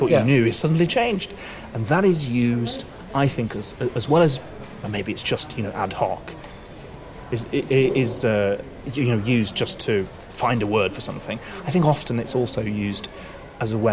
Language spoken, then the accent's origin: English; United Kingdom; moved away as an adult; now in Moscow, Russia; Based in Russia, in Moscow, although I'm British